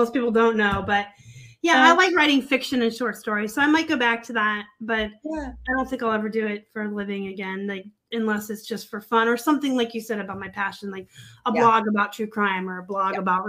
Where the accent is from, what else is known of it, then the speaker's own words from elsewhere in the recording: Tucson, Arizona, United States; also born or lived in Pennsylvania; I kind of want to go home. I'm from Tucson.